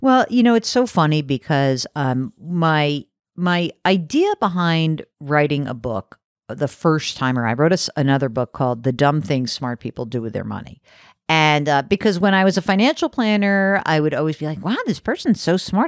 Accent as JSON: {"language": "English", "region": "New York City area suburbs", "country": "United States", "tie": "born or raised there", "said": "so I grew up in New York City area, like the, uh, the burbs of New York"}